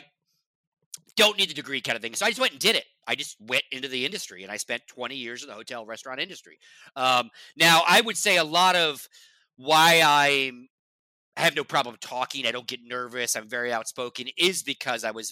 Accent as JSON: {"language": "English", "town": "Lake Tahoe", "region": "Nevada", "country": "United States", "tie": "born or raised there", "also_born_or_lived": "Las Vegas, Nevada", "said": "And I grew up in Nevada. I grew up in Lake Tahoe, which is northern Nevada"}